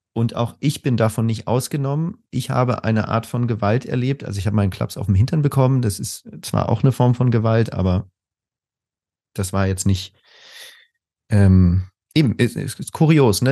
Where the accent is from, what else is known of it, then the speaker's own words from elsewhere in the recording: Spain; moved away as an adult; also born or lived in Germany; now in Berlin, Germany; ich bin in Spanien aufgewachsen und bin dann als äh, früher 20-Jähriger nach Deutschland gekommen